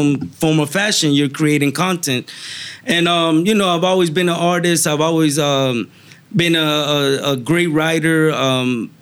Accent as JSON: {"language": "English", "town": "Miami", "region": "Florida", "country": "United States", "tie": "born or raised there", "moved": "as an adult", "lives_now": "Fort Myers, United States", "said": "I grew up in Miami"}